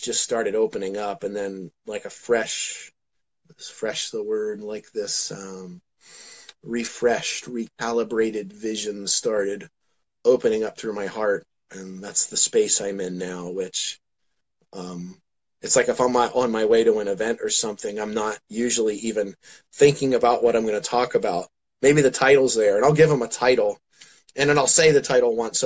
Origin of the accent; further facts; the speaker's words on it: New Jersey, United States; moved away; also born or lived in Pennsylvania; I'm from New Jersey originally